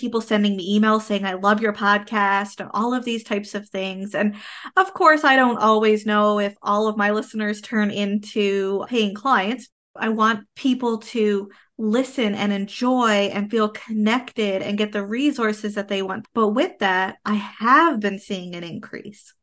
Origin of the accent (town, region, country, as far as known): Canada